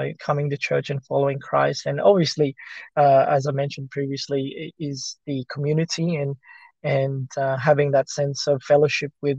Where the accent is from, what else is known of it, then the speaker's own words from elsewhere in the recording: Australia; English is a second language; also born or lived in Philippines; growing up in Australia